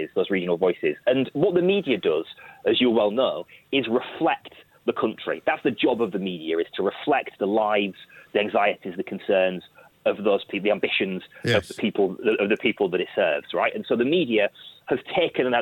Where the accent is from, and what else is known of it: Manchester, North West England, United Kingdom